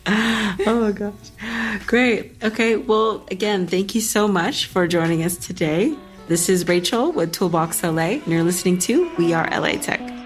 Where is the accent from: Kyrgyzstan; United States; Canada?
United States; Los Angeles, California; I'm born and raised in L A as well